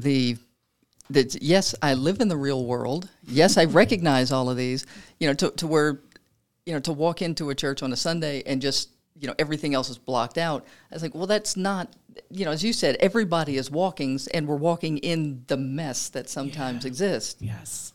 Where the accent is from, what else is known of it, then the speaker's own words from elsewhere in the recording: Louisiana, United States; moved away; I'm from Louisiana.